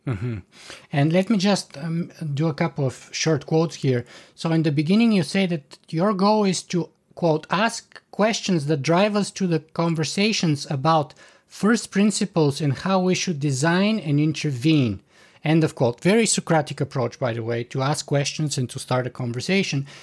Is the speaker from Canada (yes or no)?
yes; Canada; as a Canadian